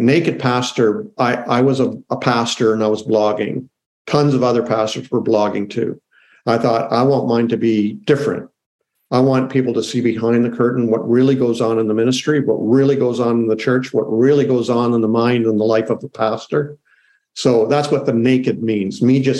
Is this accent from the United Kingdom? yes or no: no; Canada; I'm Canadian, so I'm in Canada right now.